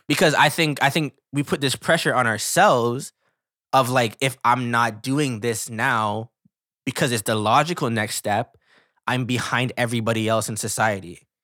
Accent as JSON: {"language": "English", "country": "Canada", "said": "we're Canadian, but we live in North America"}